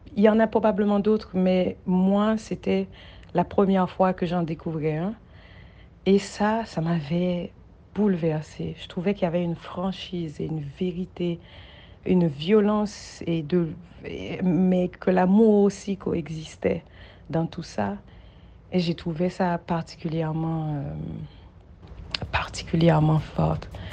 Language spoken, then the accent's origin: French; Haiti; j'ai grandi en Haïti